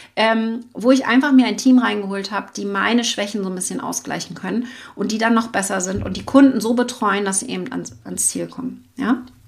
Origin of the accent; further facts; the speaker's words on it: Schwerin, Mecklenburg-Vorpommern, Germany; ich bin ja aus Mecklenburg-Vorpommern in Schwerin